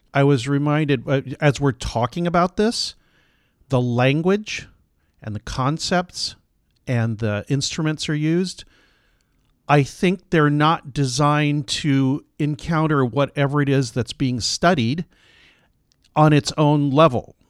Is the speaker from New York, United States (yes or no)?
no; San Diego, California, United States; I grew up in San Diego